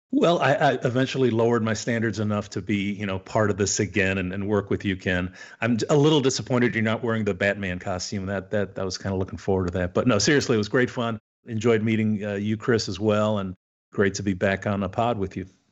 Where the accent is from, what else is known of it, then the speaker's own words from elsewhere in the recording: Canada; now in United States; I'm Canadian originally, so I, I'd like to think it's better in my homeland.